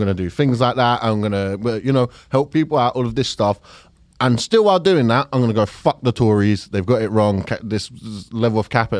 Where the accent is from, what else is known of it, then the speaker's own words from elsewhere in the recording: Fulton Heath, London, United Kingdom; I grew up in Fulton Heath, but I wouldn't say that I'm working class.